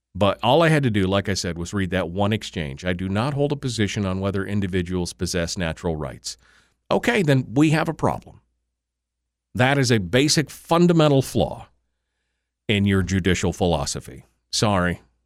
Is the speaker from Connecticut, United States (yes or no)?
no; Fairbanks, Alaska, United States; moved away as an adult; now in South Central Alaska, United States; Fairbanks. My hometown, my legacy, the place where my family has lived